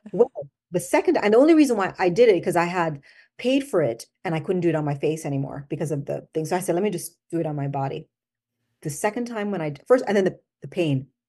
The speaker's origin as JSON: {"language": "English", "country": "Jamaica", "tie": "born or raised there", "also_born_or_lived": "Washington, D.C., United States / Albany, New York, United States", "accent": "Jamaican", "moved": "as an adult", "said": "I was born here, but I went back to Jamaica when I was five, and I, so I went to school in Jamaica"}